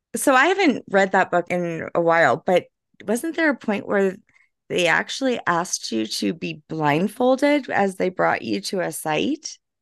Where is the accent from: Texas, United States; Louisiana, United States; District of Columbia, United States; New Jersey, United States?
Louisiana, United States; I'm from Louisiana